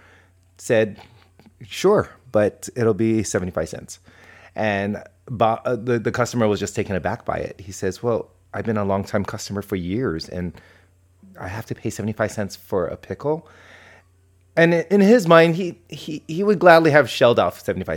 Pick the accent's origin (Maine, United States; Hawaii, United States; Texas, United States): Hawaii, United States; when I grew up in Hawaii